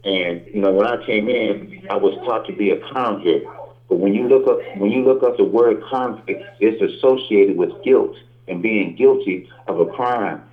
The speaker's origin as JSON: {"language": "English", "town": "Riverside", "country": "United States", "tie": "born or raised there", "said": "growing up in Riverside"}